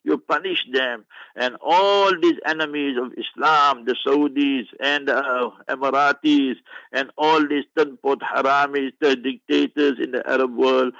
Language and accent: English; South Africa; I'm a South African